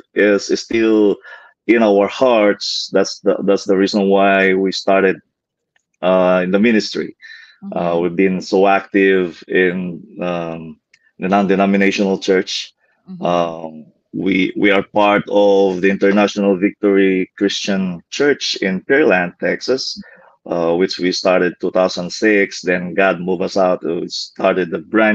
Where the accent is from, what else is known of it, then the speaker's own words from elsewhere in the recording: Pasuquin, Ilocos Region, Philippines; moved away as an adult; now in United States; from Pasukin, Ilocos Norte.